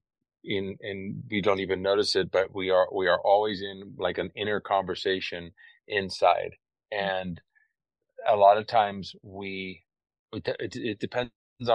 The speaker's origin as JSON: {"language": "English", "region": "California", "country": "United States", "tie": "born or raised there", "moved": "as an adult", "lives_now": "Costa Rica", "said": "I've lived in Costa Rica now for over 30 years. And before that, I grew up in California"}